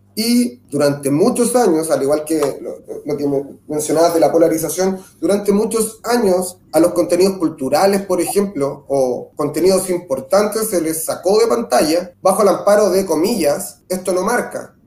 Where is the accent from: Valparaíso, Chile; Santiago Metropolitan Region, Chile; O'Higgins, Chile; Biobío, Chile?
Biobío, Chile; Concepción; Soy periodista de Concepción